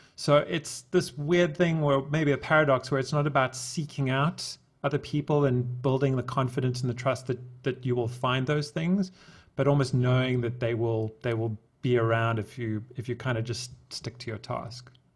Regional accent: South Africa; I'm from South Africa

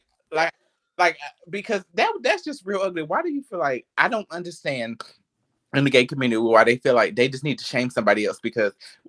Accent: Rutherford County, North Carolina, United States; moved away; I am from North Kakalaki, North Carolina. And, you know, I'm just that little, I grew up in a small town

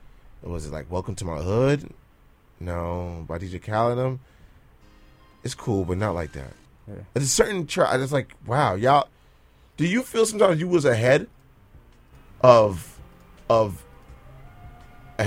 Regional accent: New York City, New York, United States; it's still New York

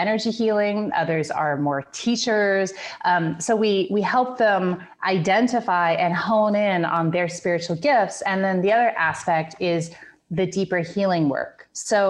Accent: Grass Valley, California, United States; I am from Northern California, a little city called Grass Valley

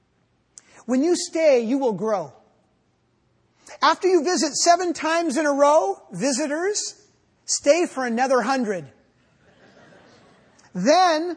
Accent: United States; I'm an American.

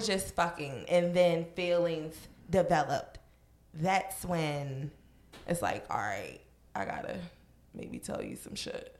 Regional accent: Virginia, United States; moved away; I'm from Virginia

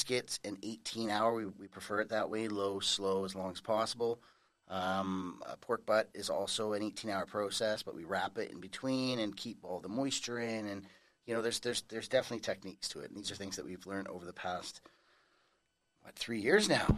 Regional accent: North Vancouver, British Columbia, Canada; moved away as an adult; now in Langley, Canada; I was born and raised in North Vancouver, and then moved to Langley 10 years ago now

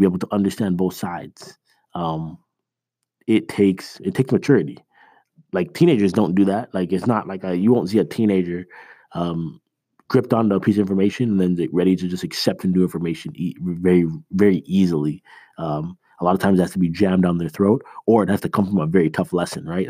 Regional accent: Toronto, Ontario, Canada; now in United States; I was born in Canada

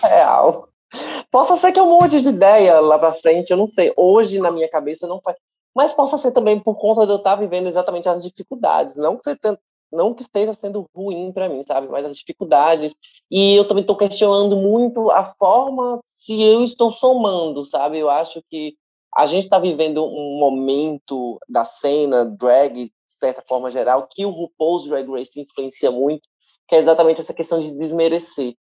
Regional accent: Salvador, Bahia, Brazil; Aqui em Salvador, nós somos muito bairristas

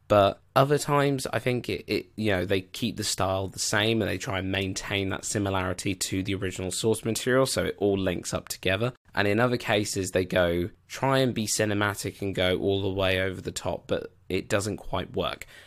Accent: United Kingdom; I'm a Brit

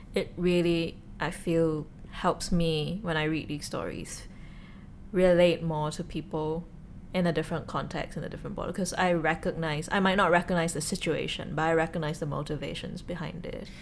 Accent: Singapore; as a Singaporean

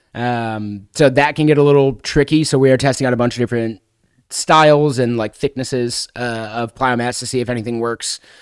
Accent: Chicago, Illinois, United States; moved away; I'm originally from Chicago, so I was living in the Chicago area

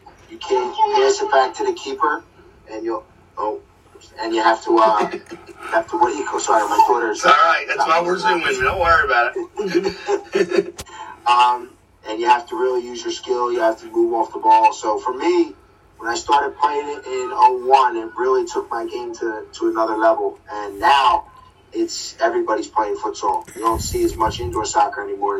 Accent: Philadelphia, Pennsylvania, United States; also born or lived in Abington, Pennsylvania; I originally grew up in Abington, then I moved over to Port Richmond when I was probably 12, 13, and live in Port Richmond ever since

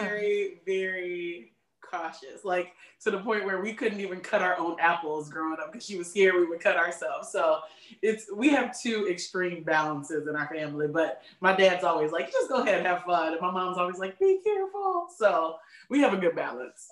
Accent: Chicago, Illinois, United States; I was born and raised in Chicagoland area, which is the greatest city in the world.

